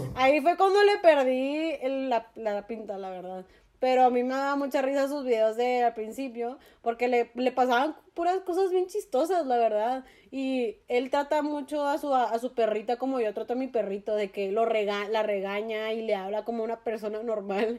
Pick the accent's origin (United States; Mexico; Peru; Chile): Mexico; como mexicanos